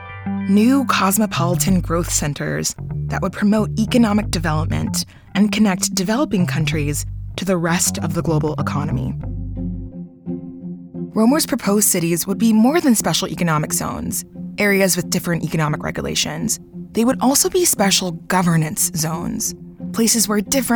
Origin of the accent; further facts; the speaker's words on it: Dallas, Texas, United States; also born or lived in Nigeria; That's where I was born. My family moved to the United States when I was just 2 months old. But growing up in Texas, I often wondered, what if instead of being raised in Dallas